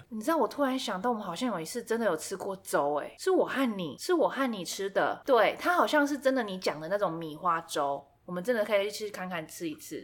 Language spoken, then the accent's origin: Chinese; Taiwan